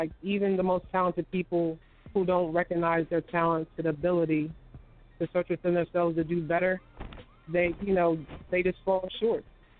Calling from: Wilmington, Delaware, United States; I'm calling from Wilmington, Delaware.

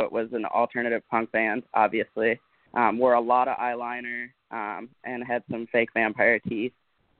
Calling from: Los Angeles, California, United States; I am out in L.A., hanging out.

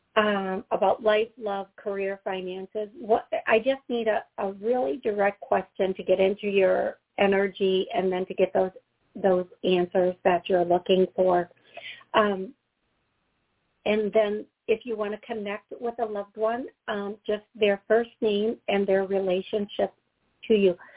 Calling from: Georgia, United States; I'm calling from Georgia

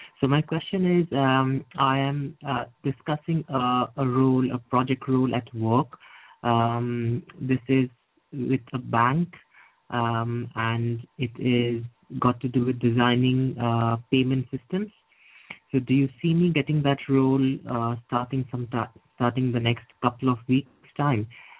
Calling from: Edinburgh, Scotland, United Kingdom; I'm calling from Edinburgh in Scotland.

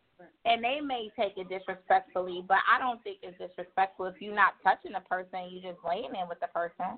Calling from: Buffalo, New York, United States; I'm calling from Buffalo, New York.

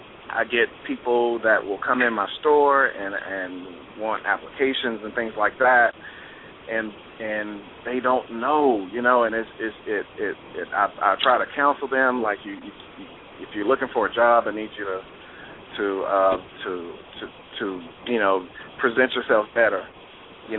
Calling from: Atlanta, Georgia, United States; I'm calling from Atlanta.

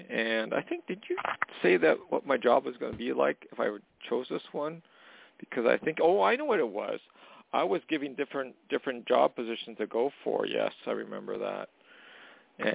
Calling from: Canada; calling from Canada.

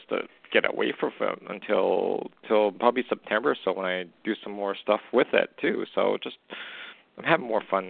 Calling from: Canada; I'm calling from Canada.

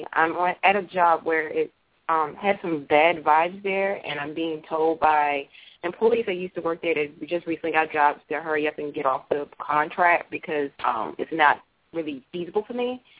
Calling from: Virginia, United States; I'm calling from Virginia.

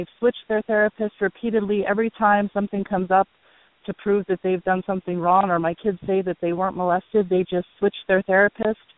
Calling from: Hawaii, United States; I'm calling from Hawaii

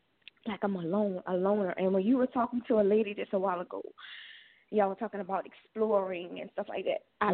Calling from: Louisiana, United States; I'm calling from Louisiana.

